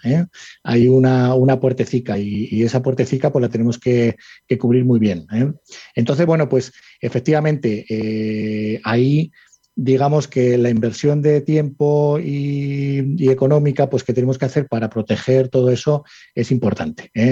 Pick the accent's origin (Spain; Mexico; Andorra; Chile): Spain; Salamanca, Castile and León; moved away as an adult; now in Madrid, Spain; veintitantos años que vine de Salamanca a Madrid, ¿sabes? yo soy de Salamanca, muy, muy salmantino además